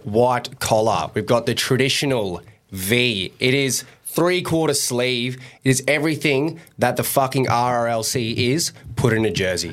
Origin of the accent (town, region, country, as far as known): Australia